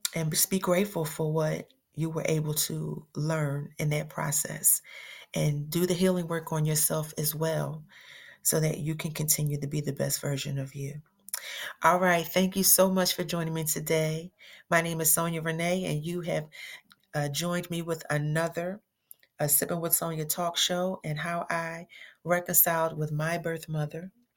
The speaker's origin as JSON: {"language": "English", "town": "Philadelphia", "region": "Pennsylvania", "country": "United States", "moved": "yes", "lives_now": "Atlanta, United States", "said": "I'm originally from Philly"}